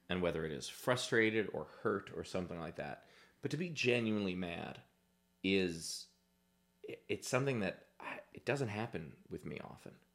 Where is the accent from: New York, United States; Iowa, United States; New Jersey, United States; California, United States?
New York, United States; New York City; I grew up in Queens in the eighties